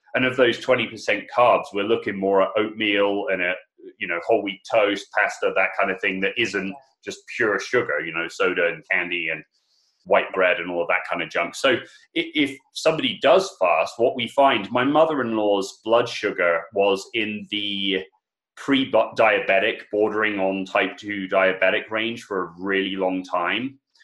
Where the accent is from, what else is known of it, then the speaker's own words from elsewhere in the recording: England, United Kingdom; I'm English